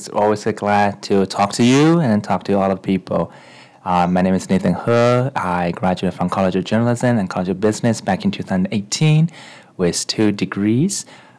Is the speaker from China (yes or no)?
yes; China; also born or lived in Japan; after I was born in China, I was sent to Japan to receive some education. Unfortunately, it seems like my personality is not the best fit in Japanese culture during that time, so I was being sent back to China for a boarding school experience.